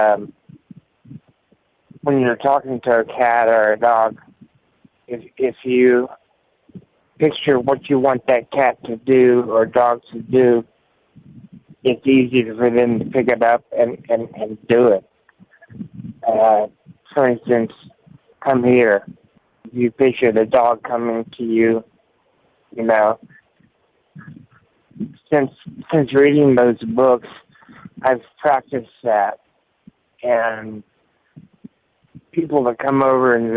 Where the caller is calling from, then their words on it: Tampa, Florida, United States; calling from Tampa